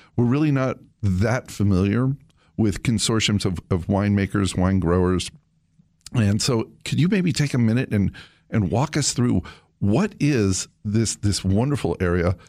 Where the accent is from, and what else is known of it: United States